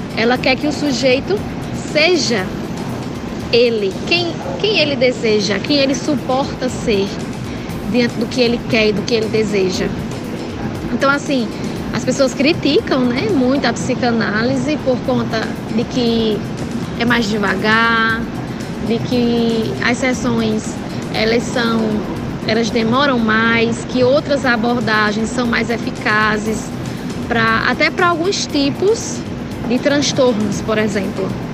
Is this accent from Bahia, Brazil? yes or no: no; Monteiro, Paraíba, Brazil; also born or lived in Campina Grande / Natal; eu sou natural de Monteiro, Monteiro Paraíba, mas me formei em Campina